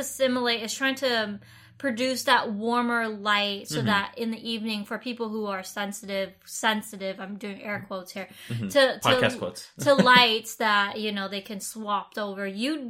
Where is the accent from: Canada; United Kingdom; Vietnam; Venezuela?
Vietnam; moved away; I grew up in Vietnam